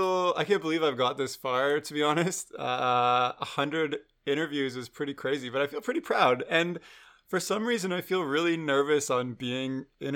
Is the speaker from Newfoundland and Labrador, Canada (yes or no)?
no; Waterloo, Ontario, Canada; I grew up in Waterloo, which is not a small town, but like there's no film industry, there's no animation industry.